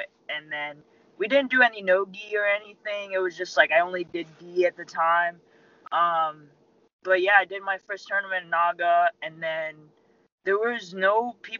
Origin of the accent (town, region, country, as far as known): Alpharetta, Georgia, United States; born or raised there; also born or lived in Philippines